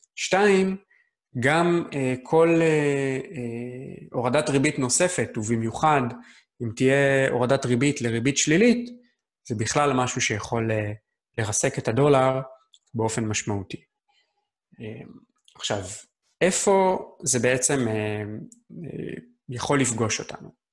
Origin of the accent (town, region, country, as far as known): Israel